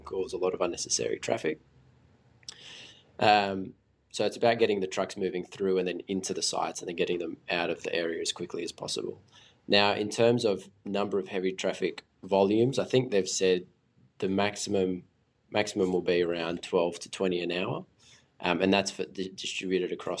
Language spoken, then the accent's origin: English; Sydney, New South Wales, Australia; I grew up in Five Dock